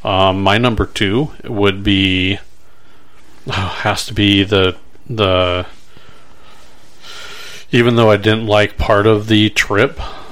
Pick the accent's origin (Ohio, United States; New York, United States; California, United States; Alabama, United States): California, United States; moved away as an adult; also born or lived in Arkansas; now in Omaha, United States; growing up in California, I was always on the beach.